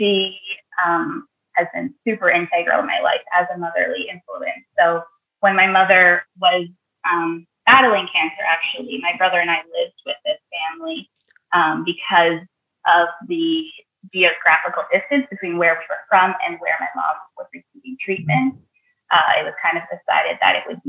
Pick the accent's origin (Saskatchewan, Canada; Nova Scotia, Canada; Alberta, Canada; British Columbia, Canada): Alberta, Canada; Northern; moved away; my hometown in Northern Alberta